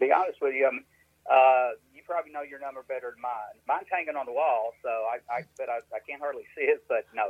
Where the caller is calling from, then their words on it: Jonesboro, Arkansas, United States; Actually, I'm in Jonesboro, Arkansas, on the Delta.